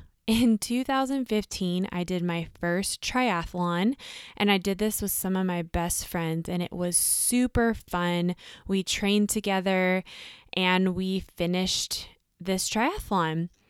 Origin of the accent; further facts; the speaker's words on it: San Diego, California, United States; I also did them in my hometown, which is San Diego, at sea level.